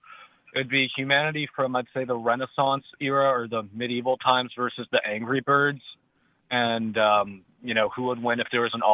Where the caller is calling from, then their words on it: Guilford, Connecticut, United States; I'm calling from Guilford, Connecticut.